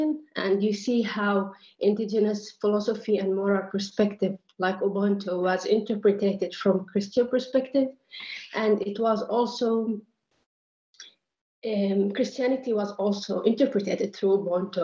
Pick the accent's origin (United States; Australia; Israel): Israel; Nazareth, Northern District; moved away as an adult; now in Vienna, Austria; I am Palestinian from Nazareth. I am in Vienna for my studies